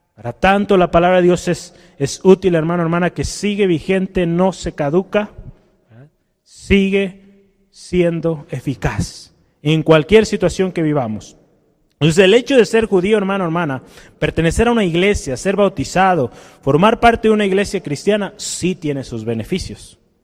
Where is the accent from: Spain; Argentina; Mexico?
Mexico